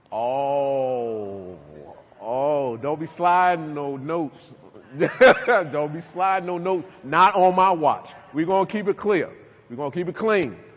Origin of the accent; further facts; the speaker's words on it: Newark, New Jersey, United States; now in Virginia, United States; I'm from New Jersey, Newark, New Jersey, right? I come down here to Virginia